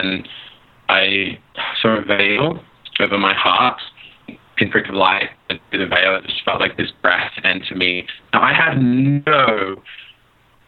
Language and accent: English; Sydney, New South Wales, Australia; moved away as an adult; I grew up in Sydney, Australia